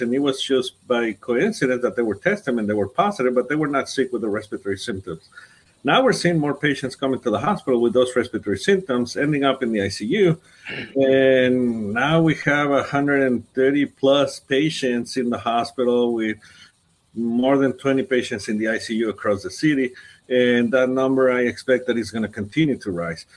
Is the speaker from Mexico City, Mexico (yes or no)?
no; Ciudad Juárez, Chihuahua, Mexico; moved away as an adult; also born or lived in Anthony; now in El Paso, United States; I grew up in Juarez. Uh, I did my medical school also in Juarez, and then I came to do my specialty in pediatrics here in El Paso.